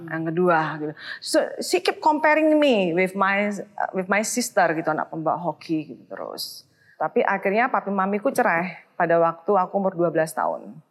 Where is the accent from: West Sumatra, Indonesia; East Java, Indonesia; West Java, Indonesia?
East Java, Indonesia; Surabaya; moved away as an adult; also born or lived in Sydney, Australia; now in Jakarta, Indonesia; Surabaya tentunya ya, kota asal aku.